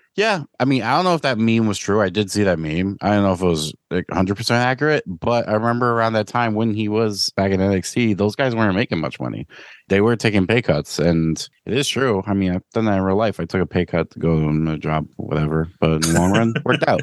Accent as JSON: {"language": "English", "town": "New York City", "region": "New York", "country": "United States", "tie": "born or raised there", "said": "growing up in New York City"}